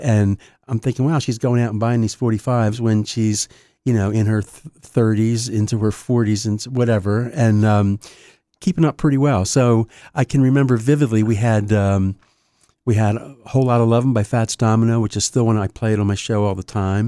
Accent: Wilmington, Delaware, United States; born and raised in Wilmington, actually, to get specific, uh, out near Newport

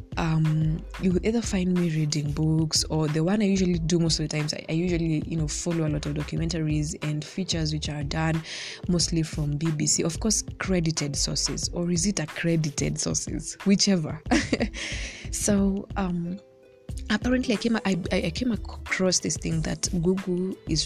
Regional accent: Kenya

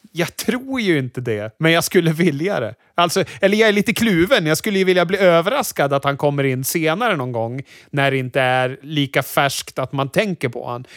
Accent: Sweden; som vit svensk man

